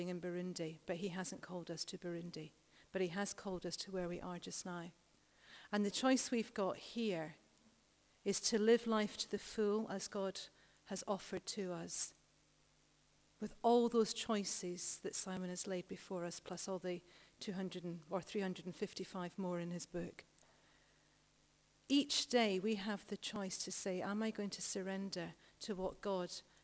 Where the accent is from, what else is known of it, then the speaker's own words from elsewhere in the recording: United Kingdom; We are so British here